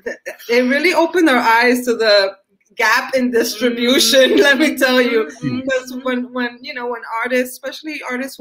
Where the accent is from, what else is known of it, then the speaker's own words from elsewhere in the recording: New York City, New York, United States; I'm also from Washington Heights, Dominican